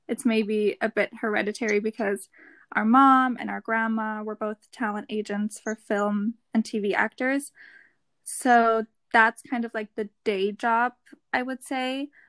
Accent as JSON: {"language": "English", "country": "Germany", "second_language": "English", "said": "So we're the … Twins and we're from Germany."}